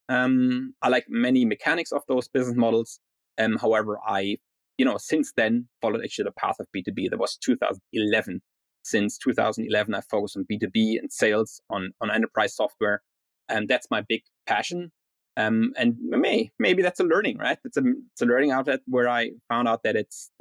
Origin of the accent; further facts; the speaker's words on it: Berlin, Germany; moved away as an adult; also born or lived in Spain / Denmark / Ireland; now in New York City, United States; I was born and raised in Berlin